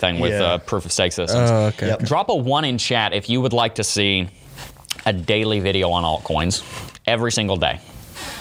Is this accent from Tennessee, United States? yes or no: yes; Pigeon Forge, Tennessee, United States; moved away; also born or lived in Gatlinburg, Tennessee; I was born in Pigeon Forge. The day I was born, we lived in Gatlinburg